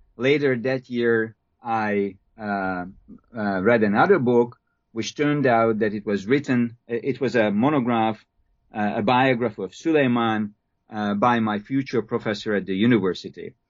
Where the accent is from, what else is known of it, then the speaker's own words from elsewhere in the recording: Hungary; moved away; I'm a Hungarian. I was born and raised in Hungary